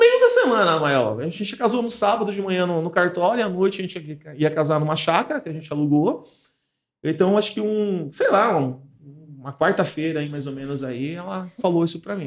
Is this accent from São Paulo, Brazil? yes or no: yes; Martinópolis, São Paulo, Brazil; moved away as an adult; also born or lived in Águas de Lindóia; now in Paulínia, Brazil; Eu sou do interior de São Paulo, uma cidade chamada Martinópolis. E com 18 anos eu vim para São Paulo